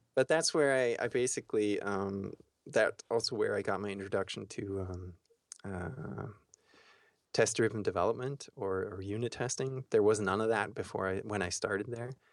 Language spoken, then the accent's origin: English; Austria; moved away as an adult; also born or lived in Florida, United States; went from Austria to Florida